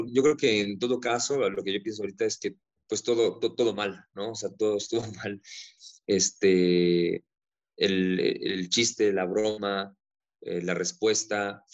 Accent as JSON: {"language": "Spanish", "country": "Mexico", "said": "nosotros, ¿no? Como mexicanos arraigado con el machismo que cargamos"}